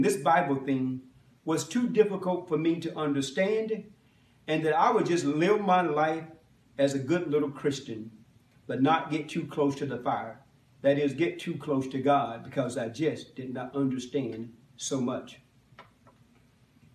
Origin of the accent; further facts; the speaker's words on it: Macon, Georgia, United States; I was born and raised in Macon, Georgia